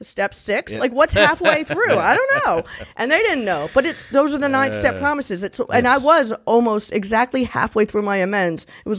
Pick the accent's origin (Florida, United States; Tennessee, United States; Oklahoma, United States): Tennessee, United States; Nashville; I'm a physician assistant. I'm from Nashville.